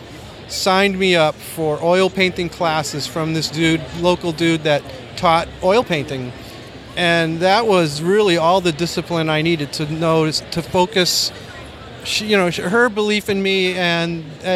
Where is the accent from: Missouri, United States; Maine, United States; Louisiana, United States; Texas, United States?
Maine, United States; now in Los Angeles, United States; I grew up in Maine, which is kind of a isolated place